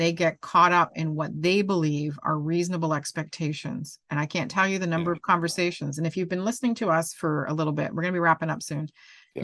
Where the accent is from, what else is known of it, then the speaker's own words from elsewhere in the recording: Canada; I'm Canadian